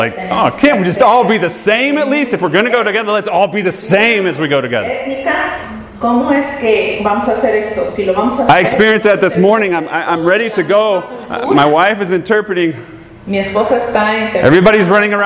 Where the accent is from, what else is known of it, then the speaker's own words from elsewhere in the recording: Atlanta, Georgia, United States; I was born in Atlanta, Georgia